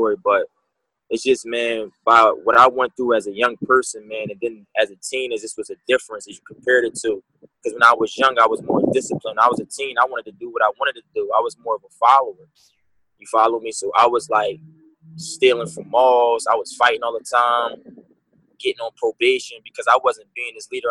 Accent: Philadelphia, Pennsylvania, United States; now in Orlando, United States; Me growing up in Philadelphia, PA, like, I really come from the streets

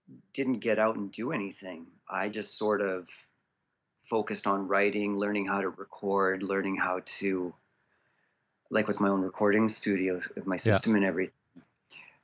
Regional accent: Prince George, British Columbia, Canada; also born or lived in Abbotsford, Canada / Vancouver, Canada / Toronto, Canada / Chilliwack, Canada; I grew up in Abbotsford as a little child, in the Clearbrook side, and my family ended up moving up to Prince George around 1989

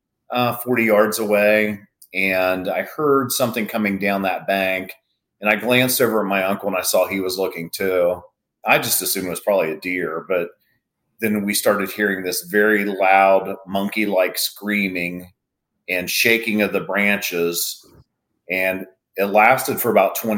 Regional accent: Lancaster, Ohio, United States; also born or lived in Vinton County, Ohio; I'm originally from Lancaster, Ohio, which is just north of Athens and Vinton County. But my family is all from Vinton County and Athens County. And I grew up in one of the original outdoors families from Vinton County

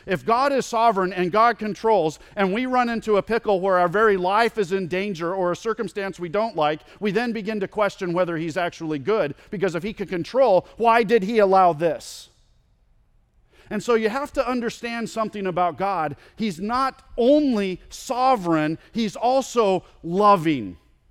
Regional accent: California, United States; I grew up in California, and there's a park that I went to with my friend quite a bit that was on the very edge of where my mom and dad allowed me to ride my bike.

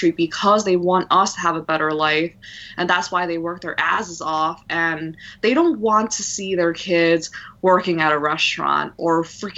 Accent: New York City, New York, United States; my experiences growing up in New York City

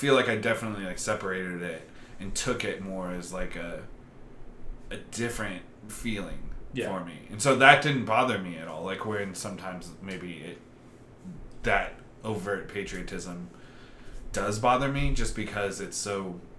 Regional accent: United States; as an American that's used to seeing these American war films

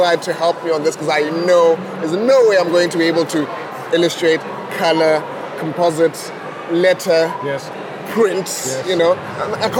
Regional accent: Butterworth, Eastern Cape, South Africa; moved away as an adult; growing up in Butterworth

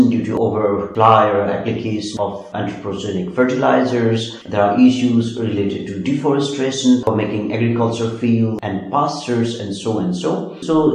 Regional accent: Nepal; moved away; I'm from Nepal

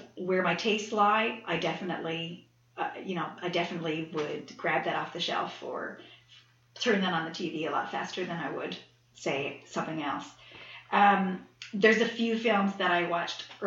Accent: Fortune Bay, Newfoundland and Labrador, Canada; now in St. John's, Canada; I lived in a little town of 200 in Fortune Bay

